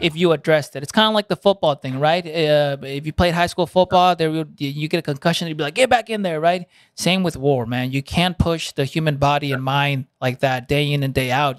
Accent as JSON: {"language": "English", "town": "Santa Ana", "region": "California", "country": "United States", "tie": "born or raised there", "also_born_or_lived": "Fountain Valley, California", "first_language": "Spanish", "second_language": "English", "moved": "as an adult", "said": "right next to Santa Ana, which where I was raised in Toledo, Garden Grove"}